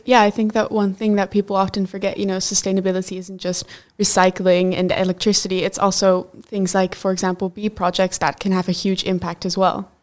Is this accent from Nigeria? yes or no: no; Netherlands; I'm from the Netherlands